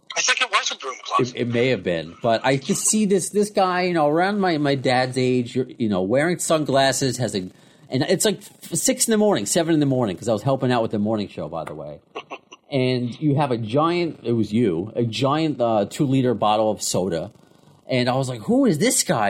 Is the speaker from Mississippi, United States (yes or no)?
no; Long Island, New York, United States; I'm from Long Island, obviously. If you can't tell by my accent